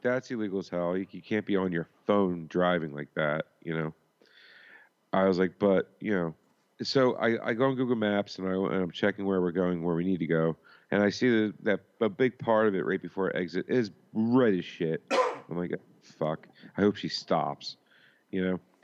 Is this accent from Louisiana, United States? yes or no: no; Philadelphia, Pennsylvania, United States; moved away; I'm from Philly